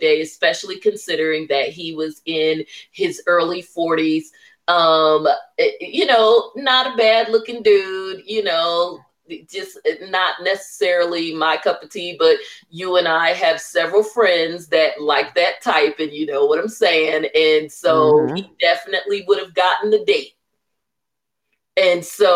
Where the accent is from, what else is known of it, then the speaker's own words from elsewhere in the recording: New Jersey, United States; I grew up in New Jersey